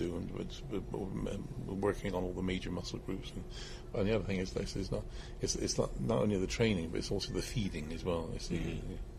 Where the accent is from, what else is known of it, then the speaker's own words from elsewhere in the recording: Bristol, South West England, United Kingdom; I'm from Bristol. My home is in Bristol